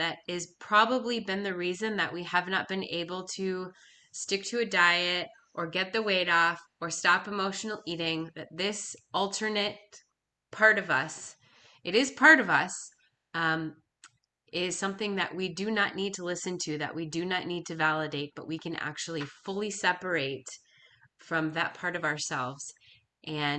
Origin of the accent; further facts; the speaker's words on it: Minnesota, United States; I was from Minnesota